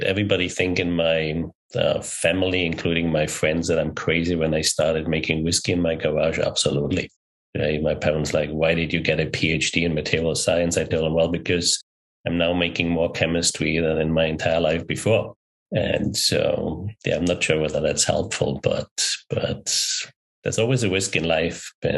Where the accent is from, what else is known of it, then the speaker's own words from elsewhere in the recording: Germany; also born or lived in Pilsen, Czech Republic / Austria; now in California, United States; When I was born in Czech Republic, I grew up in Germany. I went 10 years to Austria. I've been now here in California for 17 years.